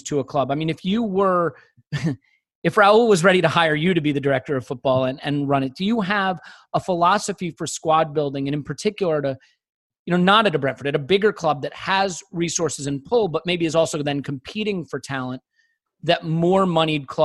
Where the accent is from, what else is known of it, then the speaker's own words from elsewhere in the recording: United States; I'm an American